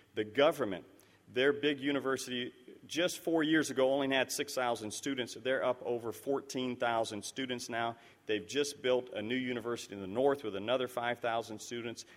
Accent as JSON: {"language": "English", "country": "Liberia", "tie": "born or raised there", "moved": "yes", "said": "it's down in West Africa, where I grew up in Liberia"}